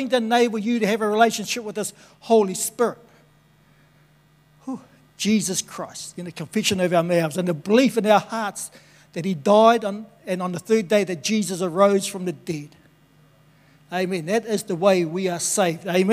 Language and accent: English; Tokoroa, Waikato, New Zealand; born and bred in Tokoroa